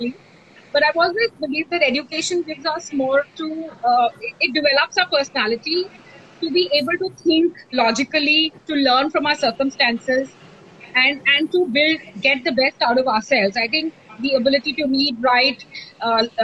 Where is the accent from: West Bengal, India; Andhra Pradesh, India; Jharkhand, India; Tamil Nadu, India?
West Bengal, India; Kolkata; I grew up in Kolkata